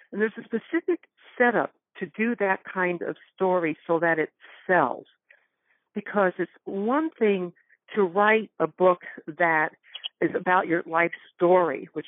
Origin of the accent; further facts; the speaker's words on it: Northwest Connecticut, United States; moved away; I grew up in Connecticut. In fact, I just came back from there two days ago, Northwest Connecticut.